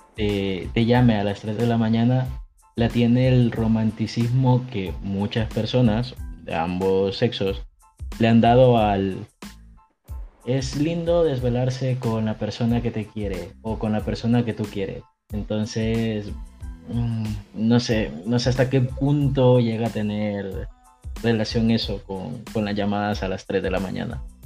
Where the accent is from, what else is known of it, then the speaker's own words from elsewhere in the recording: El Salvador; now in Spain; soy del Salvador, actualmente vivo en España